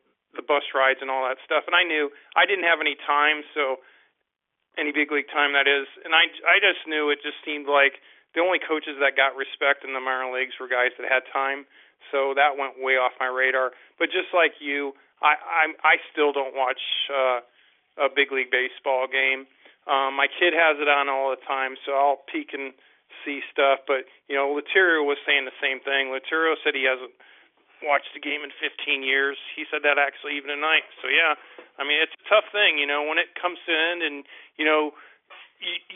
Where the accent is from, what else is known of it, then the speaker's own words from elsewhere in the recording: Florida, United States; I grew up in Florida